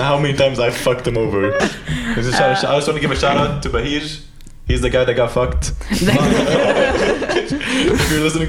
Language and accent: English; Lebanon; also born or lived in Varberg, Sweden; I'm from Lebanon, man. Born and raised. No, I wasn't born and raised there. I was born in Sweden. Fun fact. In Varberg, where William lives.